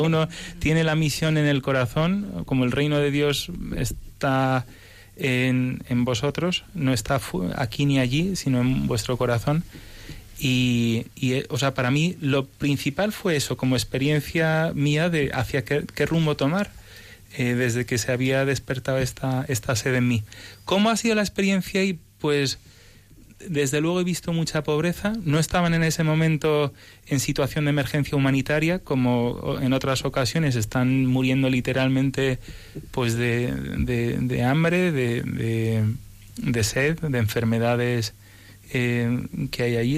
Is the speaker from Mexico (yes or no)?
no; Spain; also born or lived in United States; vine con seis años, nací en Estados Unidos y, y cuando vinimos a España